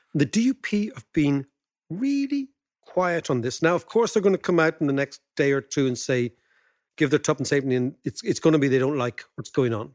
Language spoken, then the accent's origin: English; Ireland; as Irish people